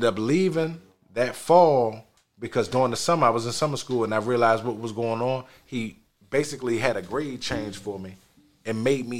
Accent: Silver Spring, Maryland, United States; And I'm coming from Silver Spring all the way down Tallahassee.

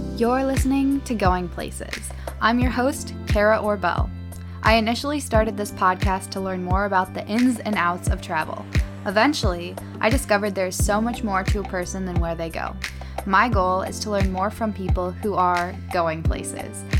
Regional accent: Illinois, United States; moved away as an adult; also born or lived in Green Bay, Wisconsin; now in Salt Lake City, United States; I moved home to Illinois

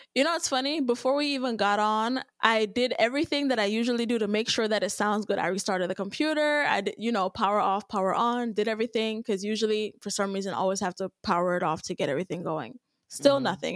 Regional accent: Jamaica; I'm Jamaican as hell.

